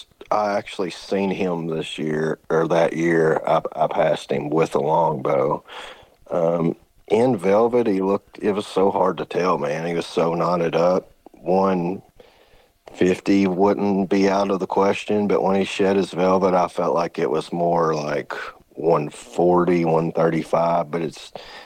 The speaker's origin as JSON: {"language": "English", "region": "Kentucky", "country": "United States", "tie": "born or raised there", "said": "So I'm born and raised in Western Kentucky. It's the only place I've ever been."}